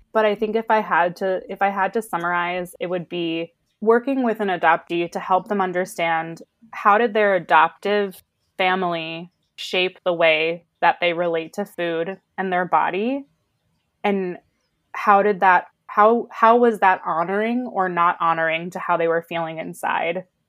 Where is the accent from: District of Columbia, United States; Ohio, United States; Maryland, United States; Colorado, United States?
Maryland, United States; Baltimore; moved away as an adult; also born or lived in Chicago / New York City; now in Los Angeles, United States; I grew up in Baltimore